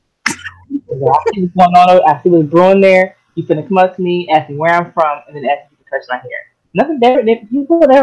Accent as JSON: {"language": "English", "town": "Pontiac", "region": "Michigan", "country": "United States", "moved": "as an adult", "lives_now": "Taiwan", "said": "I'm from Pontiac, Michigan, Yaktown"}